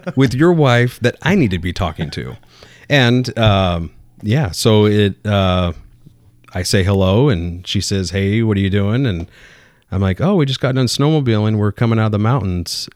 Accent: Bakersfield, California, United States; moved away; I was born and raised in Southern California.

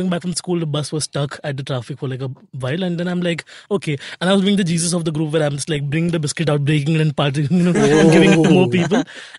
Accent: Mumbai, Maharashtra, India; I was born essentially in Khar, remember?

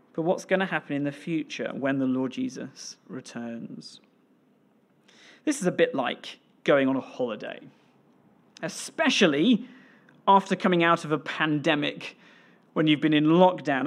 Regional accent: Pembrokeshire, Wales, United Kingdom; now in Scotland; I grew up in Wales, in Pembrokeshire

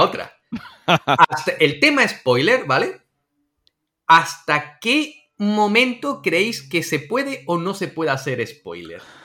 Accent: Andalusia, Spain; como andaluz

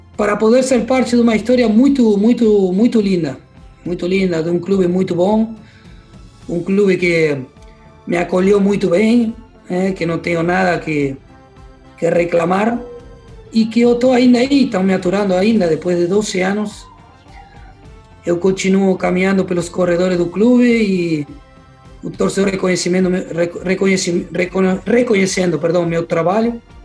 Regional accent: Argentina; moved away as an adult; now in Porto Alegre, Brazil; não troco nada pelo meu barrio, não troco nada pelo que eu vivi e pelo que eu tenho lá no, na minha terra

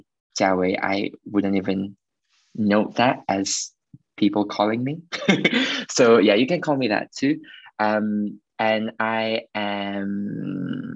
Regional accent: Malaysia; moved away as an adult; now in London, United Kingdom; I'm from Malaysia and born and bred there, and I've been there up till the end of high school.

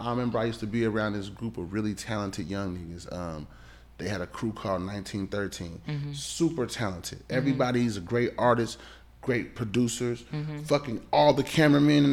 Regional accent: Ohio, United States; moved away; also born or lived in California; I'm from Ohio.

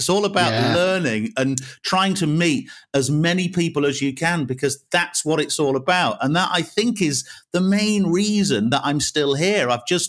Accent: Wales, United Kingdom; born there; also born or lived in Yorkshire and the Humber / North West England; now in West Midlands, United Kingdom; So I'm not from around here. I was born in Wales originally, and then lived a lot of my life in Yorkshire, was a student in the Northwest. So I arrived in the West Midlands in 2000

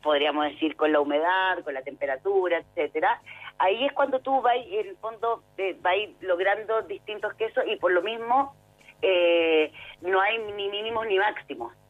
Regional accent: Chile; como chileno

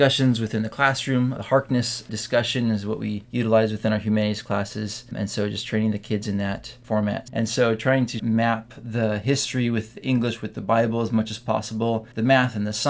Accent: San Diego, California, United States; also born or lived in Mammoth Lakes, California; grew up here in San Diego. My dad was assistant pastor at Calvary Chapel, La Mesa. And then they wanted to help start the church, Calvary Chapel Mammoth Lakes, up in Mammoth. So we moved up there in my middle school and high school years

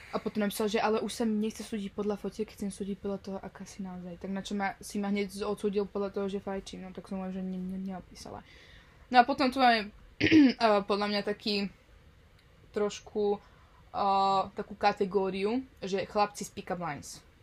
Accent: Slovakia; now in Netherlands; odkiaľ som, ešte z Nového mesta

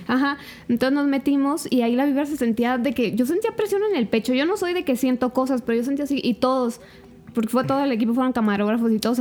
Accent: Zamora, Michoacán, Mexico; yo soy de aquí de Zamora

